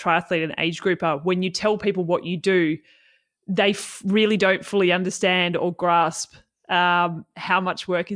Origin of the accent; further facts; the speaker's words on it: Tasmania, Australia; I grew up in Tassie